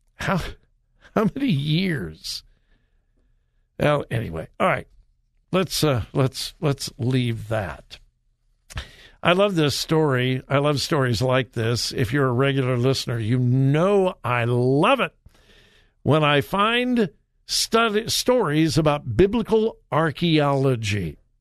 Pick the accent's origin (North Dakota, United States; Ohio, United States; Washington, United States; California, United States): California, United States; Los Angeles; moved away; I'm a L A boy. I was born and raised in the Los Angeles area